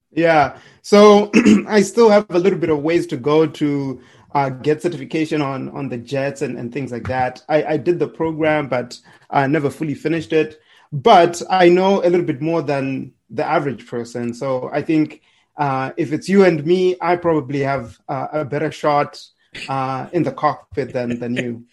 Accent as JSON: {"language": "English", "region": "Harare", "country": "Zimbabwe", "tie": "born or raised there", "moved": "as an adult", "lives_now": "United States", "said": "I'm from Zimbabwe. I was born and raised in Harare"}